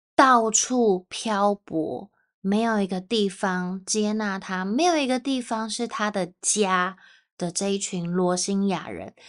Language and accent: Chinese; Taipei, Taiwan; 如果我是去到台湾的南部，我就会说啊，我是从台北来的